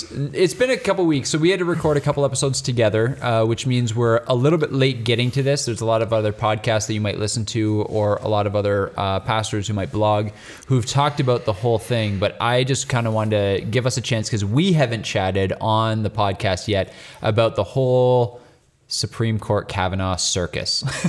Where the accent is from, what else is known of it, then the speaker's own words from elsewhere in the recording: Canada; And we're Canadian.